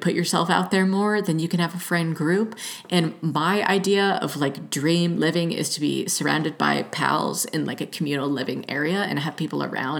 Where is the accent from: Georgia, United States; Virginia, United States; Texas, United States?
Georgia, United States; moved away as an adult; also born or lived in Los Angeles; now in Oregon, United States; growing up in Georgia